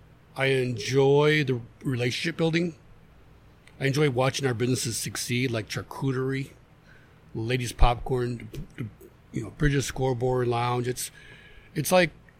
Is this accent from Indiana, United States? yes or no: yes; Griffith, Indiana, United States; also born or lived in Ellsworth, Maine / Pennsylvania; I grew up on Harvey Street in Griffith, right down from the, like, five or six houses down from the park